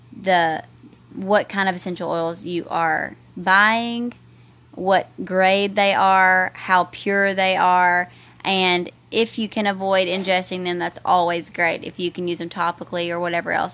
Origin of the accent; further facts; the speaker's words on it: the South, United States; growing up in the South